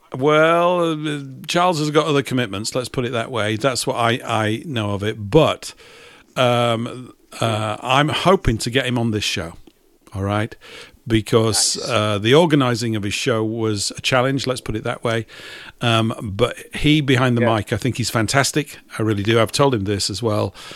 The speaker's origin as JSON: {"language": "English", "town": "Leeds", "region": "Yorkshire and the Humber", "country": "United Kingdom", "tie": "born or raised there", "said": "my hometown. It's in Leeds."}